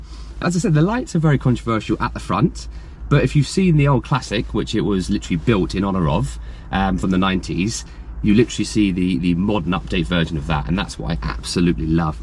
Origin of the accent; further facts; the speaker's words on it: England, United Kingdom; I'm fully English, born and bred.